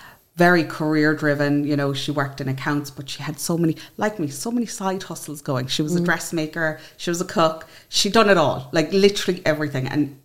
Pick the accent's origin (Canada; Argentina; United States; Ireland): Ireland; County Clare, Munster; from County Clare.